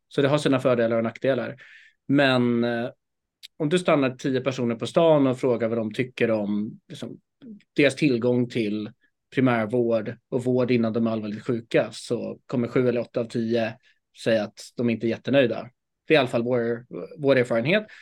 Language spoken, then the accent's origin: Swedish; Stockholm, Stockholm County, Sweden; jag är född och uppvuxen här i Stockholm